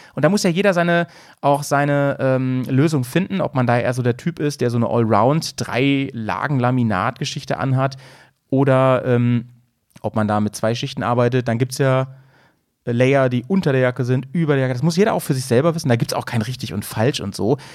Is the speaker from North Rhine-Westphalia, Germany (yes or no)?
no; Lower Saxony, Germany; born or raised there; now in Bremen, Germany